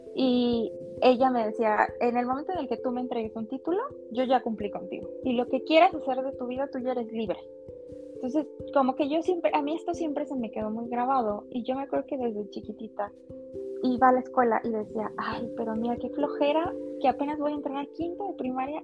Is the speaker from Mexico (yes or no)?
yes; Tula, Mexico; moved away as an adult; also born or lived in Mexico City; vivía en un departamento muy chiquito con dos roomies que, también eran de, Tula